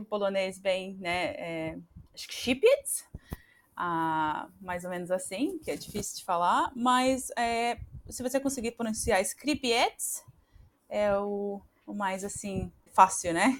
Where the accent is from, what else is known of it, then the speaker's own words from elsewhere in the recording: Brazil; accent: caipira; moved away as an adult; now in Australia; meu, meu sotaque ainda tá um pouco caipira